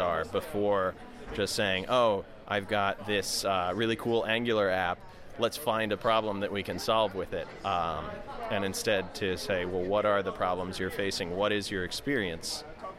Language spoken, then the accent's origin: English; Delaware, United States; I'm the brigade captain for Open Data Delaware, and I'm from Delaware.